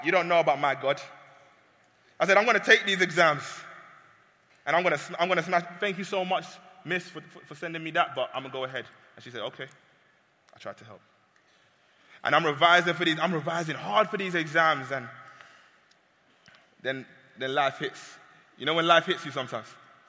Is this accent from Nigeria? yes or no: yes; Nigeria; Now, side note, I'm Nigerian.